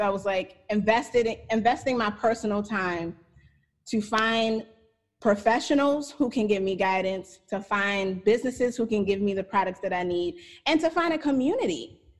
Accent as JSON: {"language": "English", "region": "New York", "country": "United States", "moved": "as an adult", "lives_now": "Humboldt, United States", "said": "I'm from the East Coast, and I was used to seeing color. I'm from New York, you know, the big melting pot."}